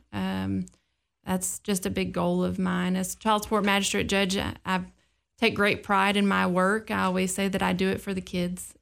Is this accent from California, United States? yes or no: no; Clarksville, Tennessee, United States; being born and raised in Clarksville